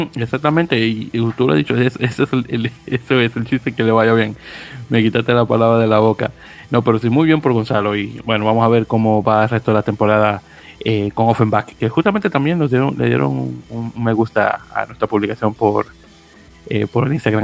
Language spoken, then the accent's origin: Spanish; United States; gringo aquí en la llamada